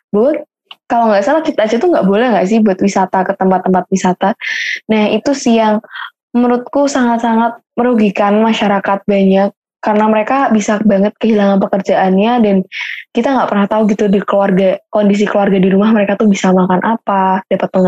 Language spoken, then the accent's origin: Indonesian; Semarang, Central Java, Indonesia; Uh, aku emang asli Semarang sih, Ki.